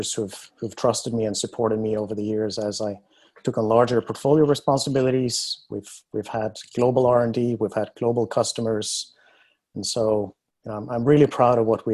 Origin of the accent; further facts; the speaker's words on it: Norway; moved away; I was born in Norway, and I grew up in the countryside